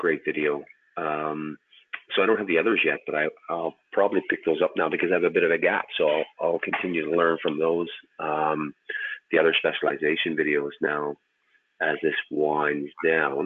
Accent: Canada; Being Canadian

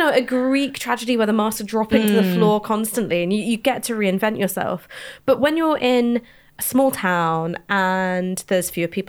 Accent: London, United Kingdom; And I grew up in London, so I have no idea what it's like to be like you little country mice.

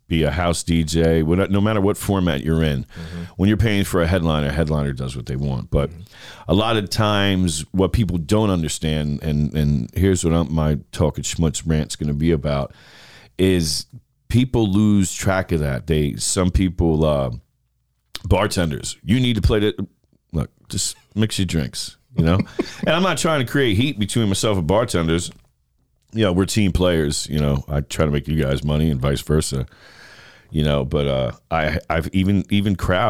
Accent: New York, United States; now in Tampa, United States; I'm a New Yorker

